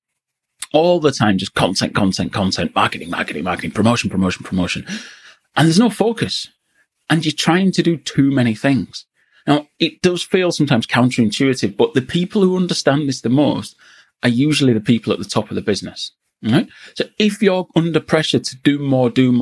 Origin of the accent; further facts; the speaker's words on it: Yorkshire and the Humber, United Kingdom; also born or lived in Newcastle; I'm from Yorkshire.